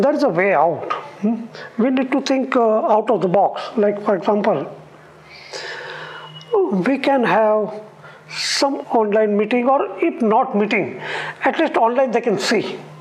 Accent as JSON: {"language": "English", "region": "Gujarat", "country": "India", "said": "because I'm originally from Gujarat, I can speak Gujarati"}